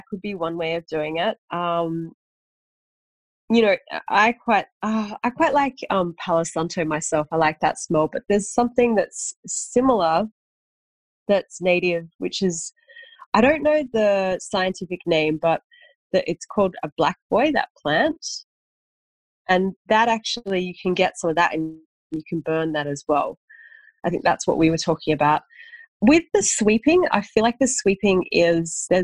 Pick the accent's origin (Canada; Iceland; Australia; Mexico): Australia; Sydney, New South Wales; also born or lived in Bondi, Sydney; now in Sydney, Australia; I was born in Wurunga, so Gurungai.